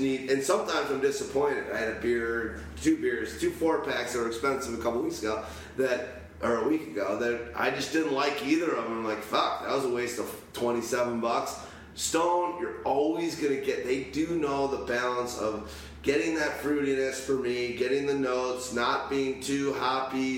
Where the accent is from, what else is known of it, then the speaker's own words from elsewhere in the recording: Chicago, Illinois, United States; I know I'm from Chicago